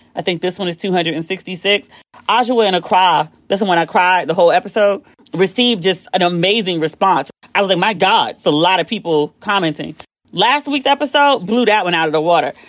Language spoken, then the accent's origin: English; United States; I'm the American who's paid to be at this resort